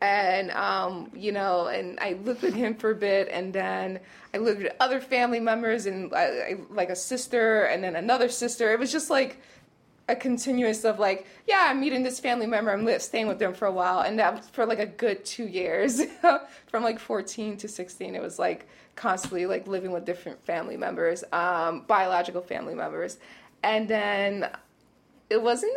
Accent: New York City, New York, United States; also born or lived in Rochester, New York / Los Angeles; I grew up in East New York

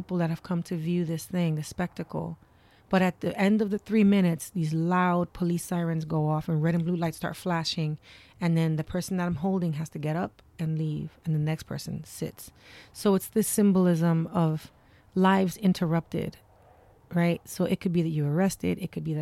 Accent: New York City, New York, United States; moved away as an adult; now in Florida, United States; I grew up in New York City during Stop and Frisk.

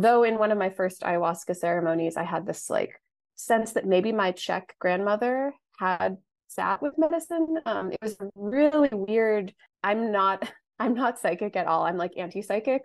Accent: United States; growing up in the United States

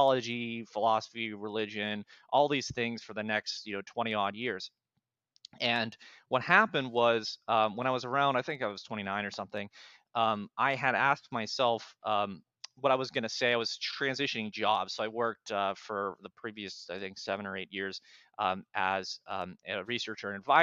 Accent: Pittsburgh, Pennsylvania, United States; I'm from Pittsburgh originally

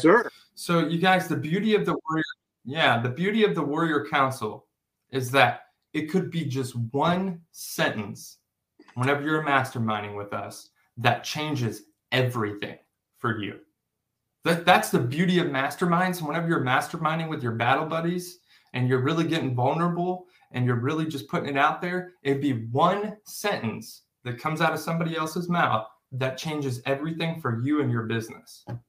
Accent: O'Fallon, Missouri, United States; I come from O'Fallon, Missouri. That's wherever I, that's where I grew up

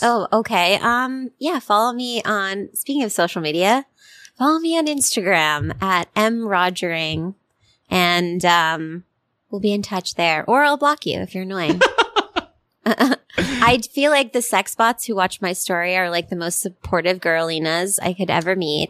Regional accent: Connecticut, United States; I'm from Connecticut.

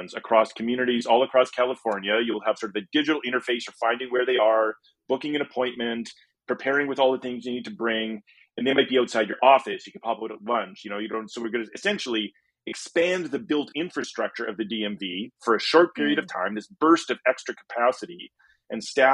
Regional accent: Canada; as a Canadian visiting

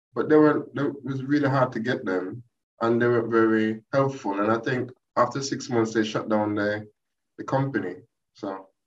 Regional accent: Jamaica; moved away as an adult; now in United Kingdom; my background is I'm Jamaican. Uh, I've been in this country now about uh, 20 years. I came here to do my master's

